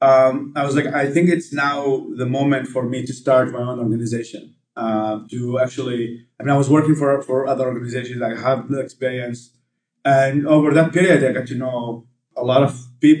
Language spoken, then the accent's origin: English; Baghdad, Baghdad Governorate, Iraq; English is a second language; moved away as an adult; also born or lived in Babylon / Texas; now in Washington, D.C., United States; my hometown of Baghdad